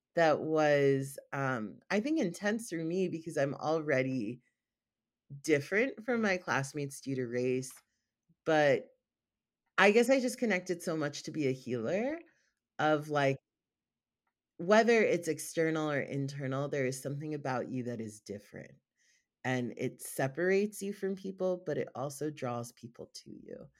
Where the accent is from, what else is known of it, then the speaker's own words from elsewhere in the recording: South Carolina, United States; moved away as an adult; now in California, United States; I was born in a Hindu household in North Carolina. And I was raised in South Carolina